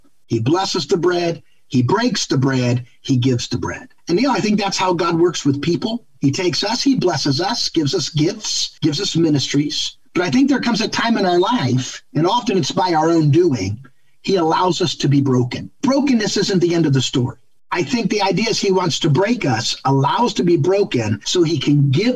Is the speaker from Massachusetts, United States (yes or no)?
no; Ohio, United States; now in Michigan, United States; I live in Michigan, but I'm from Ohio